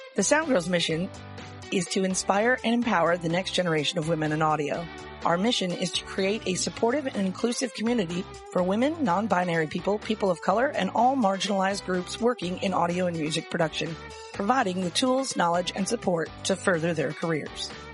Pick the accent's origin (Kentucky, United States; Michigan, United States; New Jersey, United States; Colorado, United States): Michigan, United States; moved away; also born or lived in Florida; I grew up in Michigan, so it's kind of in my blood